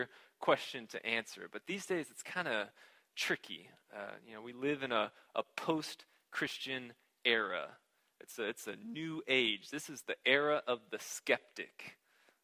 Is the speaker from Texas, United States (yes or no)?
yes; Houston, Texas, United States; I grew up in Houston, in what used to be the suburbs of Houston, down 290